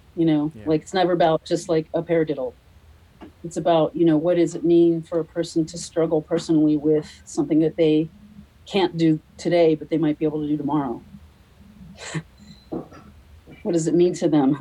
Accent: United States; I'm American

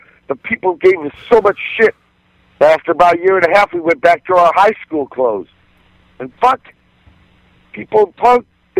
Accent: Virginia, United States; born there; I was born in Virginia, but I was conceived.

